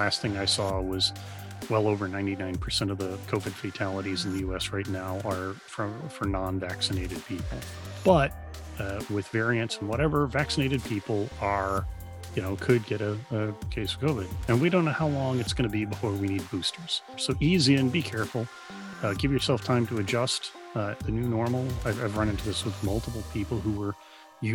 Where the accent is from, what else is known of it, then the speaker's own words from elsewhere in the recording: Dallas, Texas, United States; I grew up in Dallas